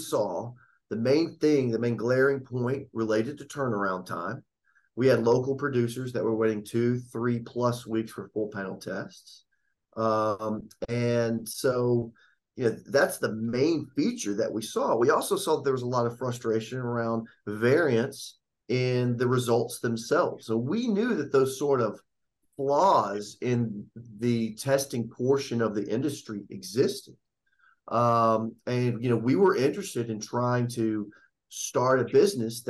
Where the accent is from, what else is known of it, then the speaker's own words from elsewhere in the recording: Upper East Tennessee, United States; We come from Upper East Tennessee, which had been the center of the universe for burley tobacco production for many decades